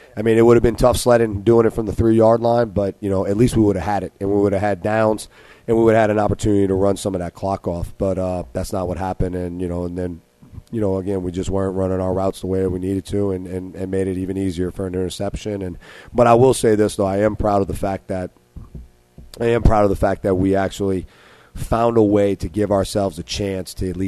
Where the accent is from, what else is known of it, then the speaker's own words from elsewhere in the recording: New Orleans, Louisiana, United States; growing up in New Orleans and you play in the Catholic League